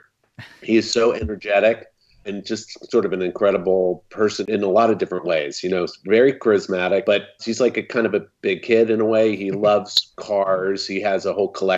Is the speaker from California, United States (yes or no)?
yes; Bay Area, California, United States; I grew up in the Bay Area of California